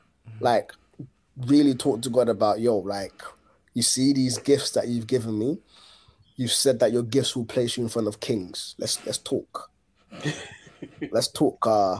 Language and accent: English; Ghana; now in London, United Kingdom; And so I am more, in as much as I was born in Ghana and I was raised there for the initial part of my life, I am more of a Londoner than I am Ghanaian at the moment, just by virtue of where I've lived.